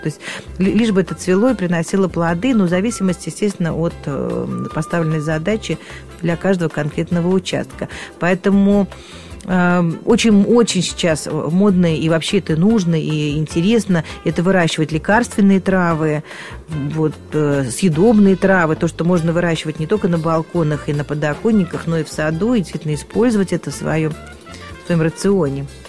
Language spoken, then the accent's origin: Russian; Moscow, Russia; я родилась и выросла в Москве, очень люблю свой город